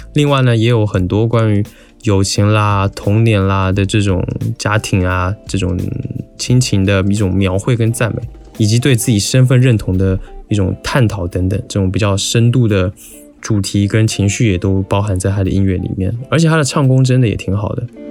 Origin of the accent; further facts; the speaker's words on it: Taiwan; 我作为一个台湾人